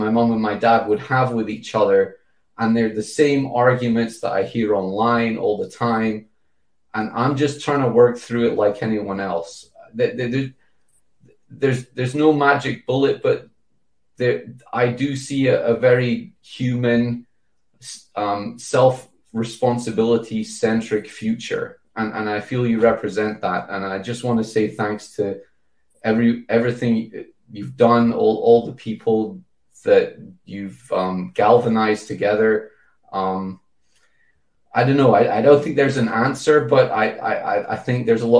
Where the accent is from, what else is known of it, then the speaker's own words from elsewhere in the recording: United Kingdom; as a British person